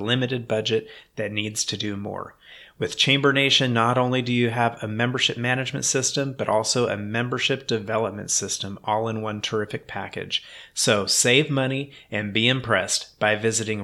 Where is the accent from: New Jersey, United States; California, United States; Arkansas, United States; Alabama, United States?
California, United States; Sacramento; grew up in Sacramento